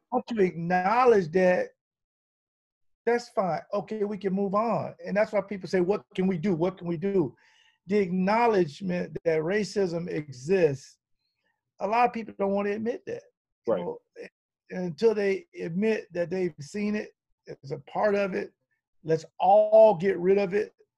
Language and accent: English; the South, United States; I'm from the South